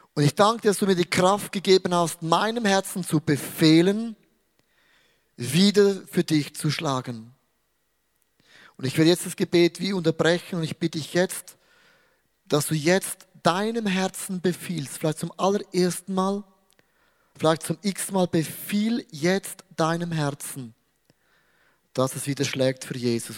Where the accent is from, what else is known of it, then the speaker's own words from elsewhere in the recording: Switzerland; ich bin ein Schweizer